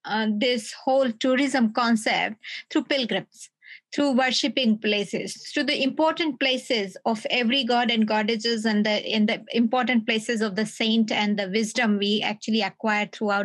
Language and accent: English; Lucknow, Uttar Pradesh, India; moved away; also born or lived in Delhi; I'm from Lucknow. So from Delhi to Lucknow, it's like it used to be 12 hours journey.